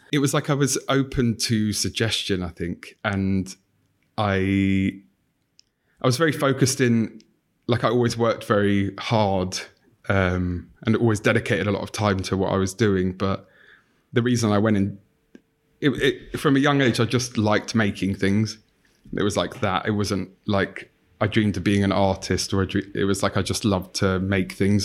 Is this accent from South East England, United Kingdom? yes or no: no; London, United Kingdom; I grew up in North London